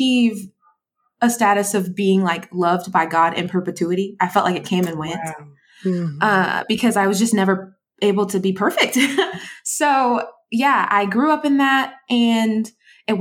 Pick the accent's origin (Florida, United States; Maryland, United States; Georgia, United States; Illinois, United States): Georgia, United States; also born or lived in Brooklyn, New York; we moved to Georgia when I was around like second grade.